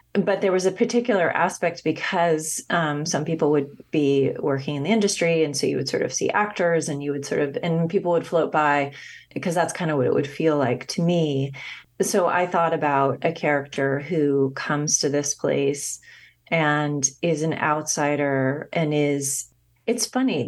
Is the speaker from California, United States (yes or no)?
yes; Los Angeles, California, United States; growing up in Los Angeles and then returning there and working. I was living in Calif-, I was living in Northern California